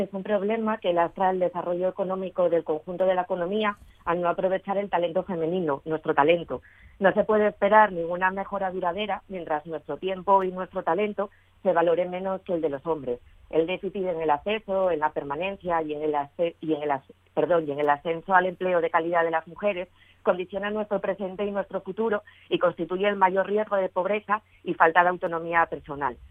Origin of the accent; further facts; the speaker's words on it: Asturias, Spain; las mujeres eh, asturianas somos campeonas en esa brecha de actividad, somos las mujeres asturianas